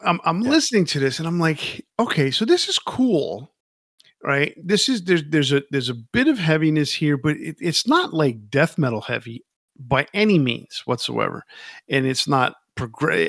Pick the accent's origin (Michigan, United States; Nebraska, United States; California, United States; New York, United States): New York, United States; I grew up in New York